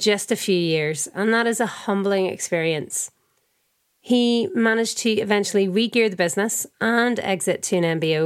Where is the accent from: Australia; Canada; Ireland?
Ireland; I'm Irish.